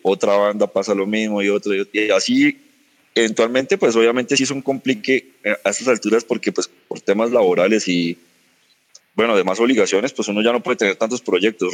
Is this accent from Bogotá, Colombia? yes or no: no; Sogamoso, Boyacá, Colombia; moved away; yo soy de Sogamoso, empecé allá con una banda